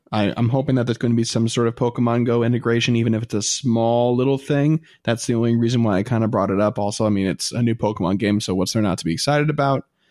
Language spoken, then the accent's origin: English; United States; I'm American